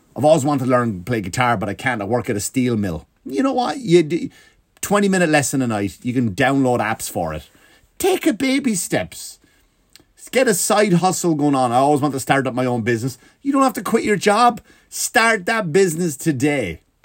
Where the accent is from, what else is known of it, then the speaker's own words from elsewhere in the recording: Ireland; accent: Irish; Ireland, we do have a weird, funny accent